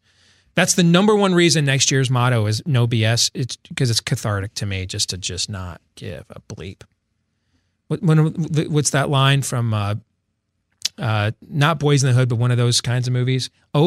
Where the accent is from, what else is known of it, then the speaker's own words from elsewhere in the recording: Missouri, United States; I'm from Missouri. You got to show me.